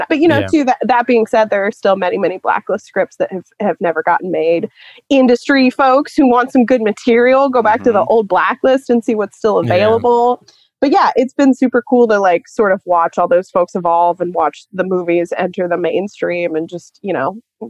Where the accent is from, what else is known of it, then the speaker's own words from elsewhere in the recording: Cincinnati, Ohio, United States; I grew up in Cincinnati, Ohio, and I was doing some just like general spooky Cincinnati Googling